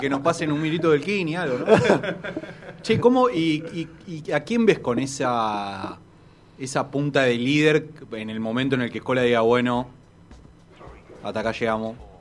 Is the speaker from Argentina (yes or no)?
yes; Argentina; Como todo argentino